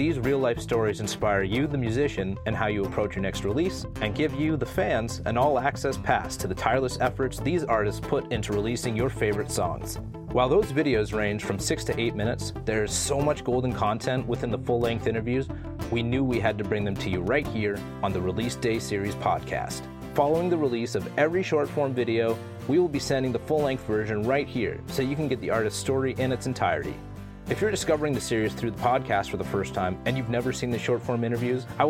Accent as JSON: {"language": "English", "town": "Toronto", "region": "Ontario", "country": "Canada", "said": "I'm from Toronto, Canada"}